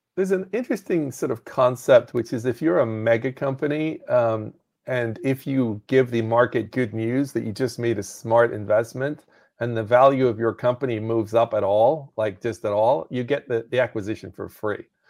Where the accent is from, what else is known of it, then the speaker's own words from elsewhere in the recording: Northern Ireland, United Kingdom; moved away; I was in the United Kingdom, so I grew up in Northern Ireland.